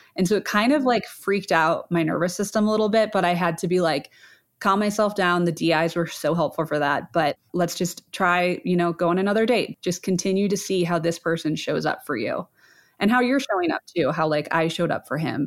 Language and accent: English; Ohio, United States; I grew up in Ohio, Midwest girl